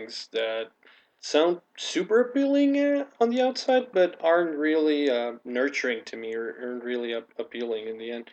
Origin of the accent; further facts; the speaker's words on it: Mexico; English is a second language; I was born and raised in Mexico. I still live here in Mexico.